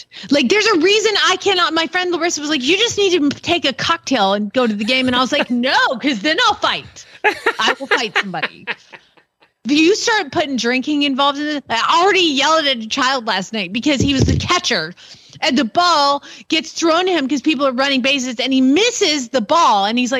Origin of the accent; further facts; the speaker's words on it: Atlanta, Georgia, United States; and I'm from Georgia, but let's be honest, it's Atlanta, so it's a city, and that's why I don't have an accent.